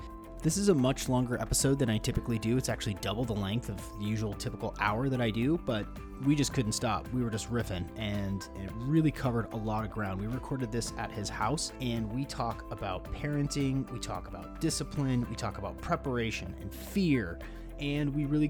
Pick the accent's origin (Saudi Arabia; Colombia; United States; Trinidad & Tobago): United States; Washington; here in my home state of Washington in Seattle